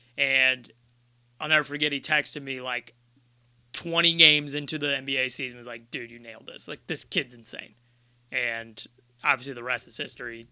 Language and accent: English; Ohio, United States; we're from Ohio